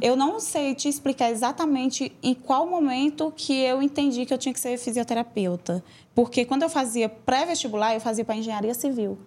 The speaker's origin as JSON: {"language": "Portuguese", "town": "São João do Piauí", "region": "Piauí", "country": "Brazil", "tie": "born or raised there", "moved": "yes", "said": "numa cidade pequena, lá onde eu nasci, e em São João do Piauí"}